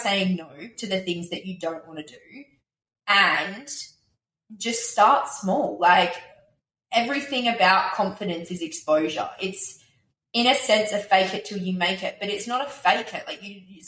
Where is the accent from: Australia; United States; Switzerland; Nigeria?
Australia